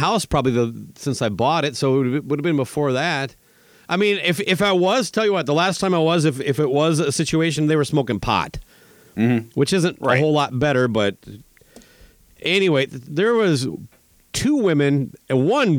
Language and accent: English; Minnesota, United States; it's very similar to the farmers I grew up with in Minnesota